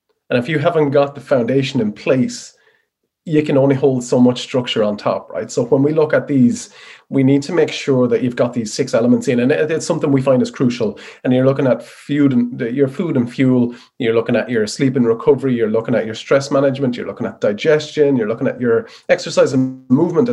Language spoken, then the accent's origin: English; Wexford, Leinster, Ireland; moved away as an adult; also born or lived in Dublin; I'm a Wexford boy in the sunny southeast